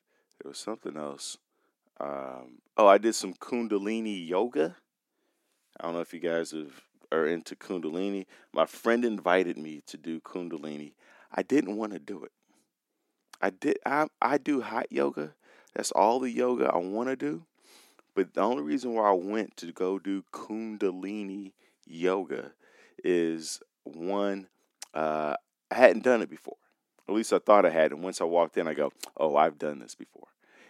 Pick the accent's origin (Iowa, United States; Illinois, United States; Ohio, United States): Illinois, United States; Chicago; I was that kid growing up in Chicago on the north side